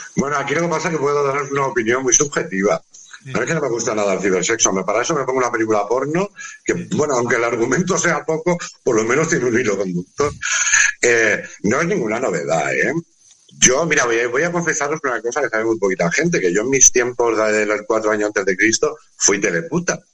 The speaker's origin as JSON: {"language": "Spanish", "country": "Spain", "said": "somos latinos, somos españoles, somos, somos mediterráneos."}